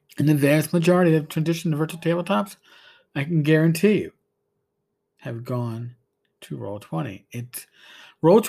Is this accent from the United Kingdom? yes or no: no; New York, United States; I'm a New Yorker